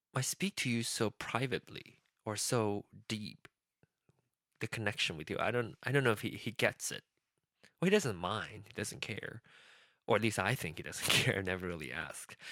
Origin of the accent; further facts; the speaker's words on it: Penang, Malaysia; accent: Penang Hokkien; first language Penang Hokkien; English is a second language; Penang Hokkien my mother tongue, that the dialect, the language that I speak, that I I start speaking, my the first language I start speaking